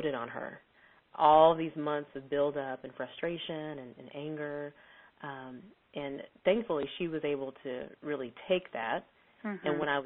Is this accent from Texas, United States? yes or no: yes; Texas, United States; I'm from Texas.